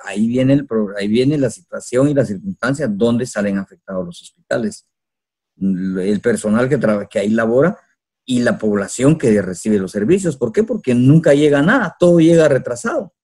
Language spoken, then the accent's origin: Spanish; Coatepeque, Quetzaltenango, Guatemala; soy de Cotepeque